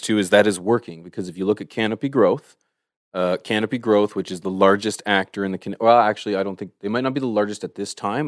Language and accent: English; Canada; I'm from Canada